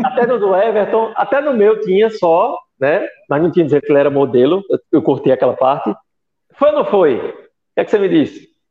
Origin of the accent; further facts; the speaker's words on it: interior of Pernambuco, Brazil; now in Recife, Brazil; sou nordestino de Recife, quer dizer, sou do interior, né, mas moro no Recife